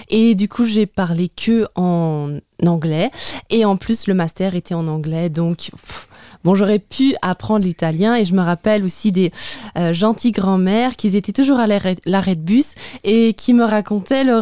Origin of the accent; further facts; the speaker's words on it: Luxembourg; first language French; bah, j'ai deux langues maternelles, le français et le luxembourgeois. Et je pense que quand on mélange ces deux langues, bah, il y a forcément un accent qui en ressort.